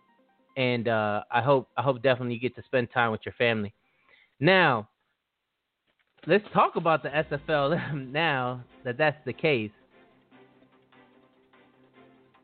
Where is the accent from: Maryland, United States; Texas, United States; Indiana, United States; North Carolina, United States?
Maryland, United States; I am from Maryland. I'm actually closer to DC. Well, actually, I'm now I'm smack dab in the middle, but I grew up in Hinesville, which is about a skip throw, literally, from DC.